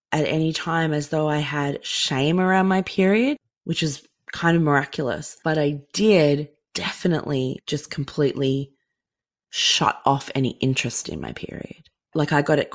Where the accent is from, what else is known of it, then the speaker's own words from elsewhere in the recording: Queensland, Australia; growing up in Queensland